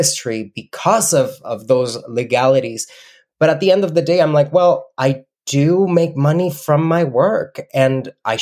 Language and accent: English; Mexico; English is a second language; moved away as an adult; now in Canada; When I was in Mexico